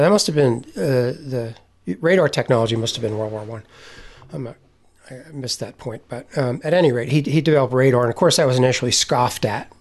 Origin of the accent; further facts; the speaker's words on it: near Menlo Park, New Jersey, United States; I grew up in New, right near Menlo Park in New Jersey.